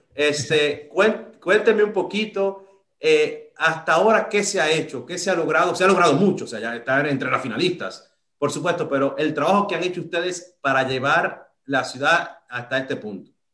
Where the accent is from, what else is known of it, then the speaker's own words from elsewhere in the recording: Dominican Republic; yo soy de República Dominicana